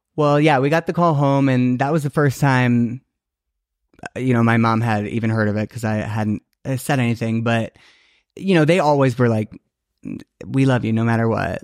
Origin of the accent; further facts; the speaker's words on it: Naperville, Illinois, United States; I grew up in Naperville, Illinois